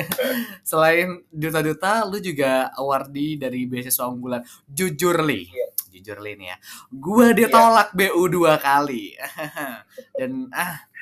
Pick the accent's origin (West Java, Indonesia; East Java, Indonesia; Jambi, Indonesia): East Java, Indonesia; Sumenep; also born or lived in Jember; gue kebetulan orang Sumeneb ya orang Madura